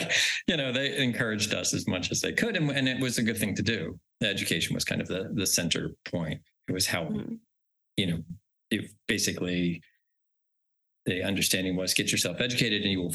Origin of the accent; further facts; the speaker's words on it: Haddon Heights, New Jersey, United States; moved away as an adult; also born or lived in New York City / West Midlands, England; I grew up in a little suburban town in South Jersey outside Philadelphia called Haddon Heights